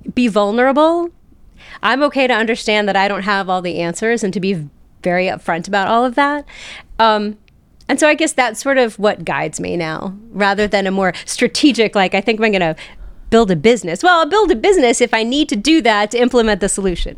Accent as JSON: {"language": "English", "town": "South Charleston", "region": "West Virginia", "country": "United States", "tie": "born or raised there", "said": "I was born and raised in South Charleston, West Virginia."}